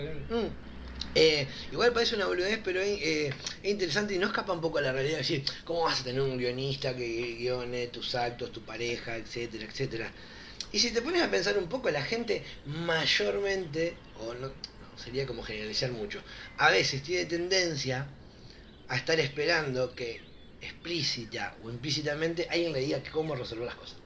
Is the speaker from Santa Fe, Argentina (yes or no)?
yes; Santa Fe, Argentina; soy de Santa Fe